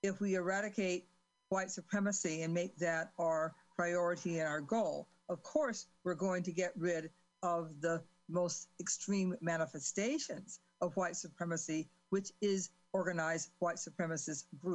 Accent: Cleveland, Ohio, United States; I grew up in Cleveland, Ohio, because they were part of the Great Migration.

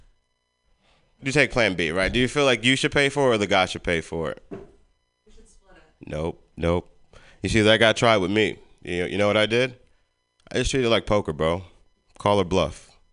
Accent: Philadelphia, Pennsylvania, United States; also born or lived in Richmond, Virginia; now in San Francisco, United States; I'm from Philly

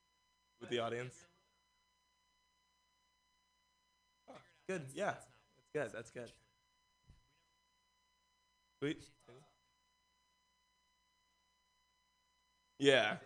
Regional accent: San Francisco, California, United States; Growing up in San Francisco

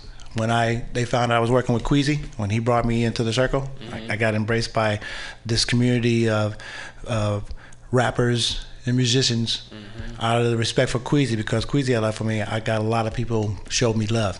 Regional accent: Berkeley, California, United States; I'm from Berkeley. Mm-hmm. When I was younger, I was afraid of San Francisco because I thought I would get lost here.

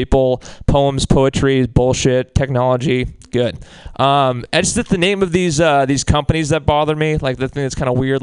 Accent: Marin County, Bay Area, California, United States; I'm from Marin

